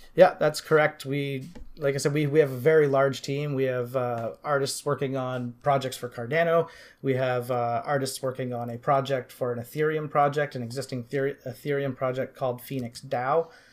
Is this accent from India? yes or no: no; Canada; also born or lived in Vancouver Island, British Columbia; I'm from Canada. I live on Vancouver Island, just outside of Victoria